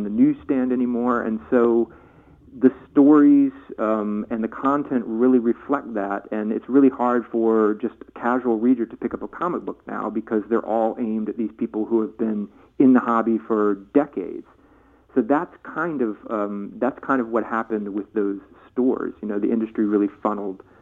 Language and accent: English; Virginia, United States; I grew up in Virginia, too